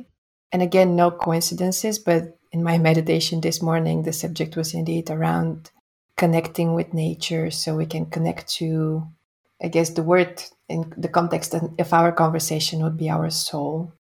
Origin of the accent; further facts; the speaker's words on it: Bulgaria; Bulgaria, my home country